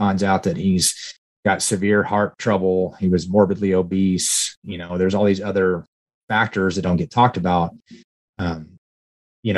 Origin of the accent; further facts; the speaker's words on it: Uvalde, Texas, United States; I was born and raised in Uvalde, Texas